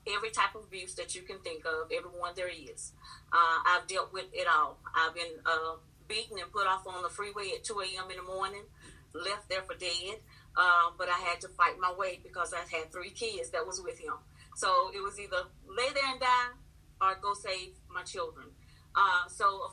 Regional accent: Louisiana, United States; moved away as an adult; I'm from Louisiana

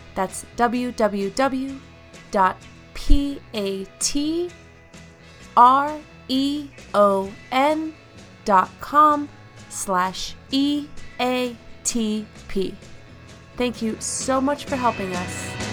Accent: United States; from the United States

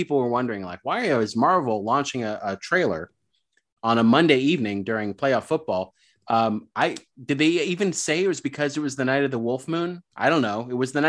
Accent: New York, United States; growing up in New York

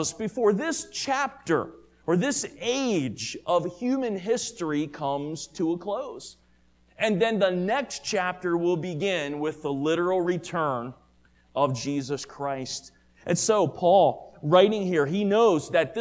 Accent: Maryland, United States; the church that I grew up with in Maryland

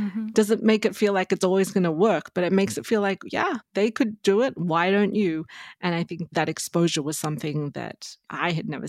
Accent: Australia; moved away as an adult; now in United States; So I grew up in Australia, did my undergraduate degree there, did a degree in economics and marketing, and then moved to the US, you know, after working in Australia for some time.

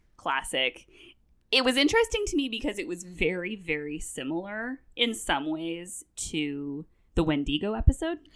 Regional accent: Vancouver, British Columbia, Canada; moved away; I'm from Vancouver, I grew up

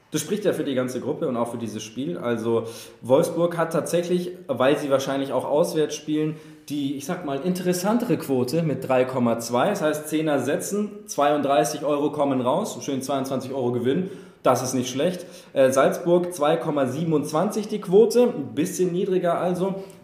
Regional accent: Ireland; Ich habe gesagt, ich bin Ire, das heißt, ich will den Engländern nicht sagen, wie sie ihre Mannschaften aussprechen. Aber ich als Ire sage Liverpool

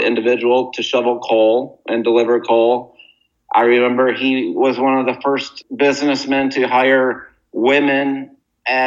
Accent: Muskegon, Michigan, United States; moved away as an adult; so then I grew up in Muskegon, Michigan, and I went to public schools with no special accommodations.

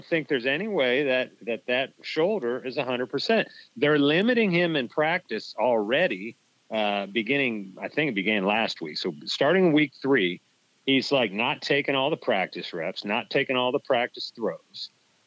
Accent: Williamsport, Pennsylvania, United States; moved away; I am from actually Williamsport, Pennsylvania, the birthplace and home of Little League Baseball

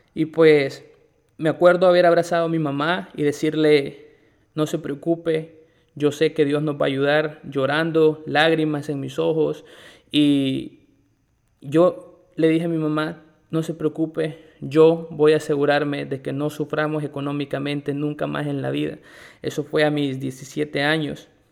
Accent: El Salvador; moved away as an adult; also born or lived in Guatemala; now in Nicaragua; soy salvadoreño, tengo 26 años y en este momento estoy viviendo en Nicaragua

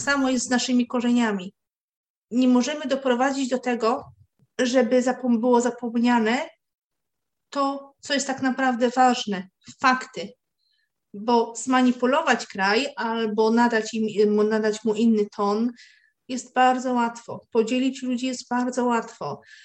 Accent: near Koszalin, West Pomeranian Voivodeship, Poland; ja wychowałam się nad, na, nad morzem, e, pod Koszalinem

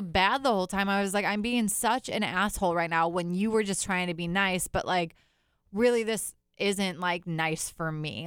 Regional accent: Fond du Lac, Wisconsin, United States; now in Minneapolis, United States; I grew up in Fond du Lac, Wisconsin, which is basically like its own town.

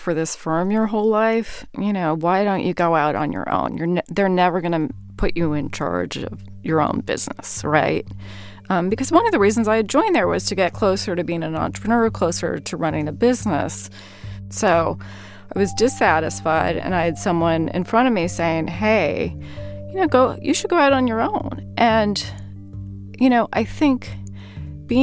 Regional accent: California, United States; Growing up in California

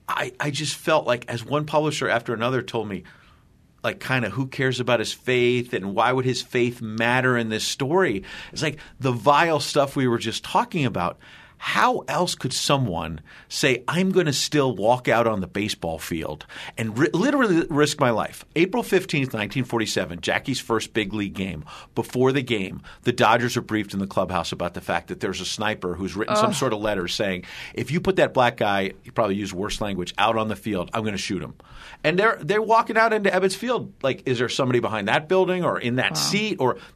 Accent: Astoria, New York, United States; born there; I was born in Astoria.

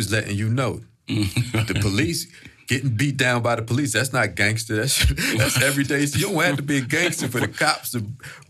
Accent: Philadelphia, Pennsylvania, United States; I know growing up in Philly

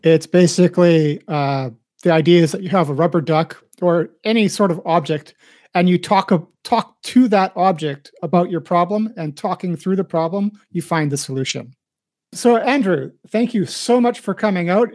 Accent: Winnipeg, Manitoba, Canada; accent: standard Midwest; I believe I kind of a standard Midwest accent because I came from uh, I'm from Winnipeg

